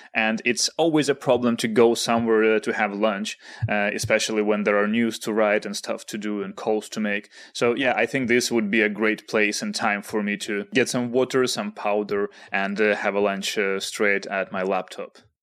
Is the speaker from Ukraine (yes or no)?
yes; Kharkiv, Kharkiv Oblast, Ukraine; moved away; Kharkiv, uh, which is my hometown